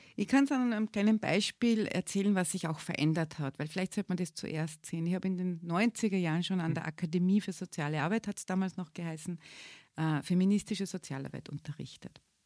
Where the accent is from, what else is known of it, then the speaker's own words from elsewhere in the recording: Salzburg, Austria; moved away as an adult; also born or lived in Innsbruck, Austria; now in Graz, Austria; ich bin nämlich auch keine Geborene, bin eine Salzburgerin eigentlich